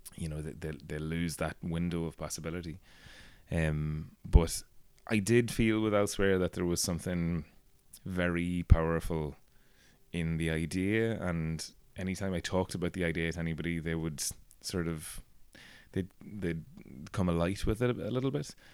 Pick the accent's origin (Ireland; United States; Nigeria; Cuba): Ireland; Castleblayney, Ulster; I grew up in Castleblaine